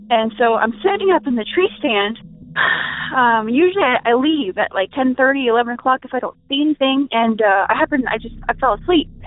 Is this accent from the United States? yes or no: yes; United States; I'm actually from Washington